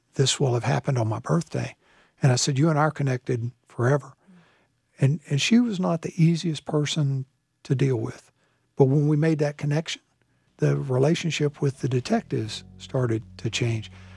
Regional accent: the South, United States; also born or lived in Fayetteville, North Carolina; now in Charlotte, United States; I'm from the South.

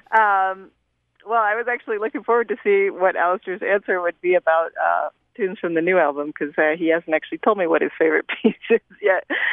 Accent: United States; as an American

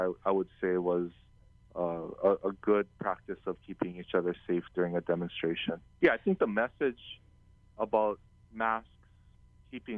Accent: Kauai, Hawaii, United States; growing up on Kauai in an island like Kauai

